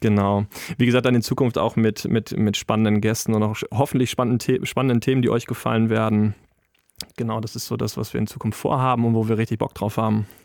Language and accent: German; Wetter, Germany; komme gebürtig aus Wetter